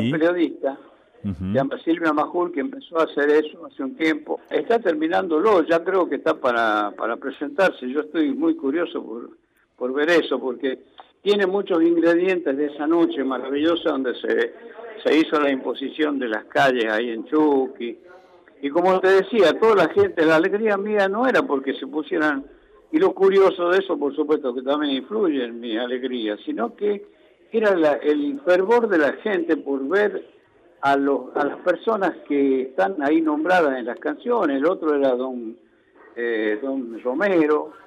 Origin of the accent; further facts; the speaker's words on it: La Rioja, Argentina; moved away; also born or lived in Chuquis; fueron los años que yo viajé, que me fui eh, de La Rioja